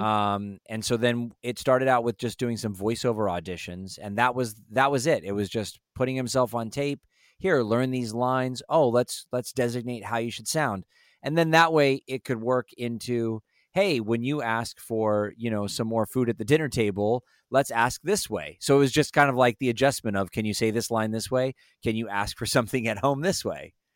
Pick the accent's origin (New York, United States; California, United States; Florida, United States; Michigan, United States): California, United States; Los Angeles; also born or lived in Las Vegas, Nevada; we moved to L A from Northern California, so I was born in Vegas, lived in Northern California, moved